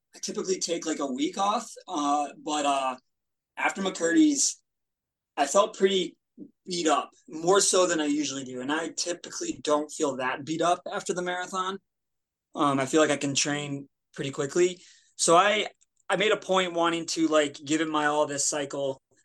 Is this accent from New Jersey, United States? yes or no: no; Denver, Colorado, United States; moved away; I was born in Denver, born in Colorado